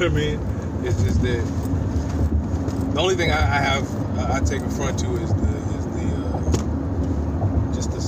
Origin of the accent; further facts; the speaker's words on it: the South, United States; I'm from the South